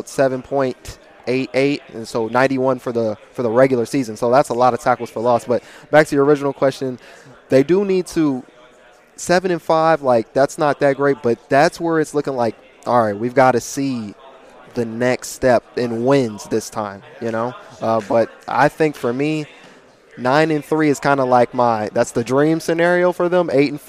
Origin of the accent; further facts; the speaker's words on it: Charlotte, North Carolina, United States; also born or lived in Kansas; So I was born 15 minutes from Kansas State, but I'm an Army brat. I lived everywhere. I didn't really live there too long. I grew up in Charlotte, North Carolina.